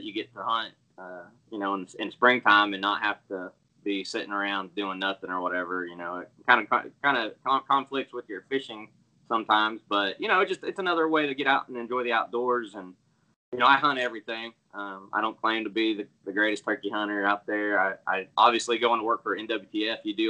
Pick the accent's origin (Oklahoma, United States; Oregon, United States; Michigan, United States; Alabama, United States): Oklahoma, United States; Enid; moved away as an adult; also born or lived in Texas; I'm born and raised in Enid, Oklahoma, so this is home for me anyways, where I grew up